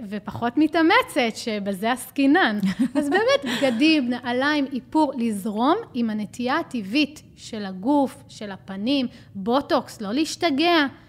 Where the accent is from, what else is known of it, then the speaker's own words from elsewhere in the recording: Israel; אצלנו בישראל